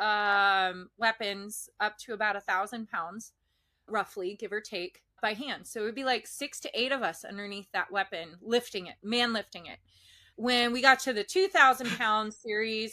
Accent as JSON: {"language": "English", "town": "Emmaus", "region": "Pennsylvania", "country": "United States", "tie": "born or raised there", "moved": "as an adult", "said": "I'm from Emmaus, Pennsylvania. It's an hour north of Philly, hour south of New York City, give or take, right? Right by the Jersey border. So small town, suburb area, real quiet. And I graduated high school in June 2001."}